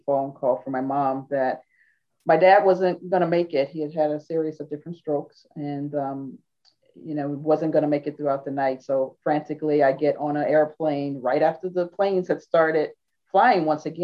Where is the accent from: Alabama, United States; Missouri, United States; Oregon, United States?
Missouri, United States; St. Louis; moved away as an adult; also born or lived in Pennsylvania; now in Washington, D.C. metro area, United States; I am originally from St. Louis, Missouri, so the Midwest, and tracked out here in 1992